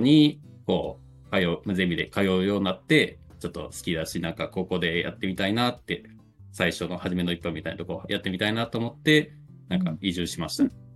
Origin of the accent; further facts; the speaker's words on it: Hiroshima, Japan; moved away as an adult; now in Koka, Japan; 実家は広島市内なんです